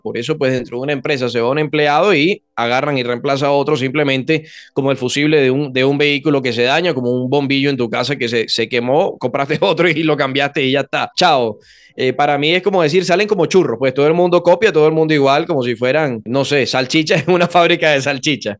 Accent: Venezuela; los venezolanos, por ser caribeños, somos muy, muy cálidos, venimos de Tierra Caliente

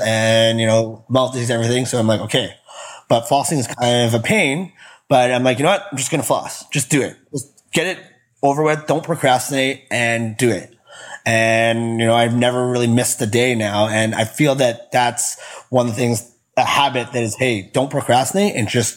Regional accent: Winnipeg, Manitoba, Canada; I grew up in Winnipeg, Manitoba. So that's Canada, right in the center

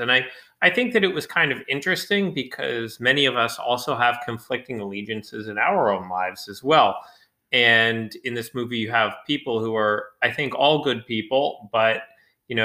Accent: United States; I'm in an American audience, and as a American viewer

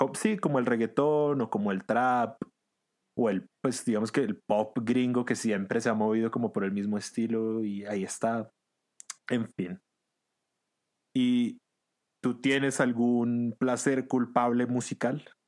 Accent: Venezuela; moved away; yo nací y crecí en Venezuela

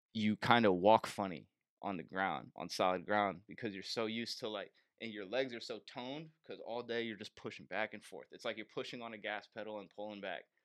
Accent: Bay Area, California, United States; moved away as an adult; I'm from the Bay Area

